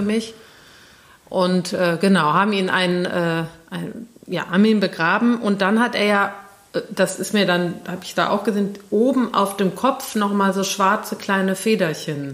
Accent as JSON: {"language": "German", "town": "Cologne", "region": "North Rhine-Westphalia", "country": "Germany", "tie": "born or raised there", "said": "in Köln, an äh, hier Braunsfeld, wo, wo ich aufgewachsen bin"}